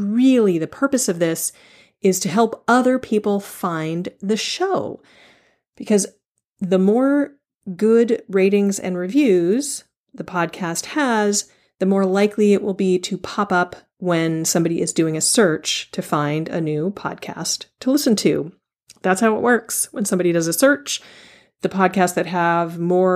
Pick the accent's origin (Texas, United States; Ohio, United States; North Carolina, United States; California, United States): California, United States; Palo Alto; growing up in Palo Alto